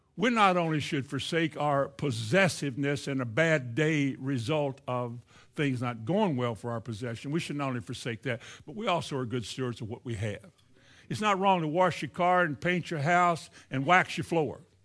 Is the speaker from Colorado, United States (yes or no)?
no; Indiana, United States; moved away; also born or lived in Shelbyville / Florida; I grew up in Indiana